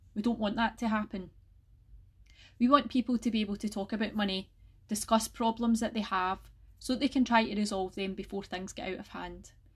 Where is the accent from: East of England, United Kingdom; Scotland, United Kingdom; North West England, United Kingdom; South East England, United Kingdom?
Scotland, United Kingdom; North Lanarkshire; I'm from North Lanarkshire myself, and I still live here with my family